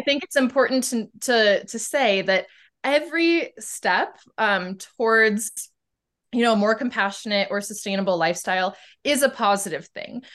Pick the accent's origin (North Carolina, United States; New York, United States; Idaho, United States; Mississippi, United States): Idaho, United States; Boise; I am from Boise, Idaho, um, which is in the Pacific Northwest of the United States.